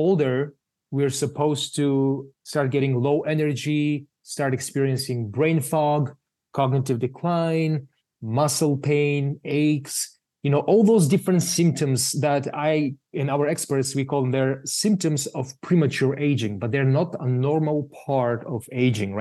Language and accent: English; Bulgaria; moved away; I'm from Bulgaria originally